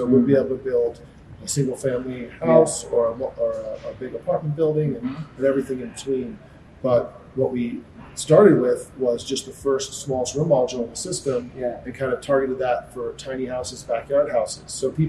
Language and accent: English; Connecticut, United States; now in Las Vegas, United States; we're in Las Vegas now, but originally I'm from the East Coast. Grew up in Connecticut, kind of near New York City.